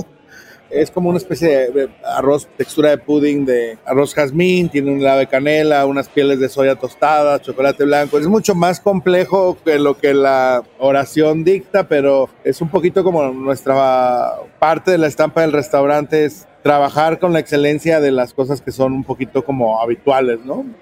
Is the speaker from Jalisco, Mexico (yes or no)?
yes; Guadalajara, Jalisco, Mexico; con la región de donde soy, con la ciudad de donde soy, que es Guadalajara, pero se extiende pues a toda la región del Bajío